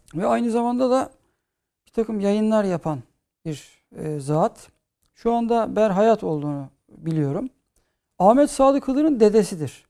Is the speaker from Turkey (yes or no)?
yes; İzmir, Turkey; çocukluğum İzmir'de geçti